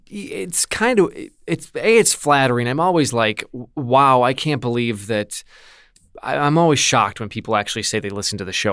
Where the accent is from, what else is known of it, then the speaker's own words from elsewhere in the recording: Milwaukee, Wisconsin, United States; my hometown, which is Milwaukee, so just out in the suburbs